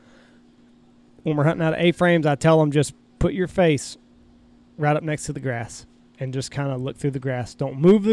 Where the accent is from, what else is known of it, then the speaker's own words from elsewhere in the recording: Texas, United States; the fields that I grew up hunting in Texas